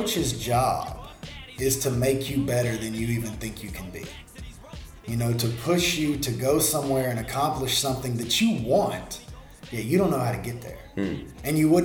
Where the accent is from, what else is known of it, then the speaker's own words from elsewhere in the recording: Monroe, Louisiana, United States; I'm right here in Monroe.